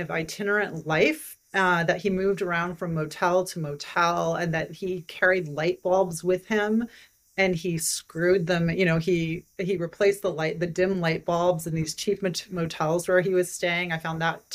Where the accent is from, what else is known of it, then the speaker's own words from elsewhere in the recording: Idaho, United States; moved away as an adult; I was from Idaho, and I felt like that a huge part of my identity was wrapped up in being a Westerner.